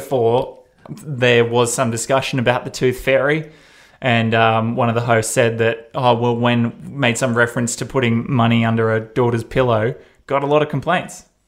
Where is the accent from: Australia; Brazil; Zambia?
Australia; accent: Australian; I'm Australian